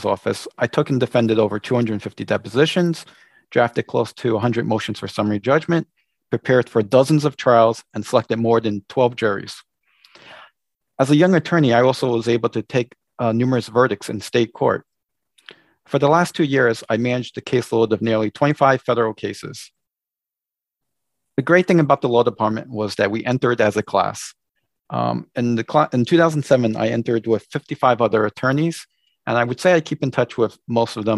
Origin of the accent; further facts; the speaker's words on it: New York City, New York, United States; I was born in Manhattan and raised in Queens, New York